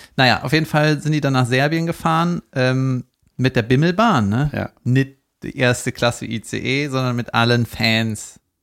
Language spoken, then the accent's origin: German; Cologne, North Rhine-Westphalia, Germany; nicht genau da, wo ich aufgewachsen bin, aber da in der Gegend, ne, also auch in Köln rechts